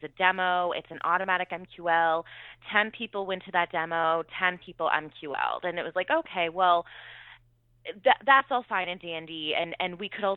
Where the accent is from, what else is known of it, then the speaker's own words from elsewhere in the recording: New Hampshire, United States; I'm from New Hampshire